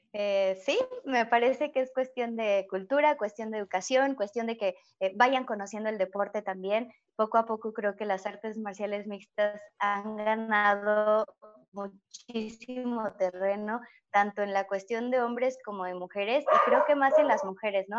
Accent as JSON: {"language": "Spanish", "country": "Mexico", "said": "no tuve la oportunidad para que hubiera una liga femenil en mi país, en México"}